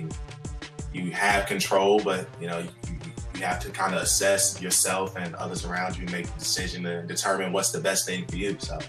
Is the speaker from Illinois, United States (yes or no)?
yes; Chicago, Illinois, United States; moved away as an adult; also born or lived in Atlanta, Georgia / South Florida; now in Henderson, United States; I am from Chicago and currently living in a small town outside of Henderson, Kentucky. And I've lived in quite a few different places, from Atlanta, Georgia to South Florida.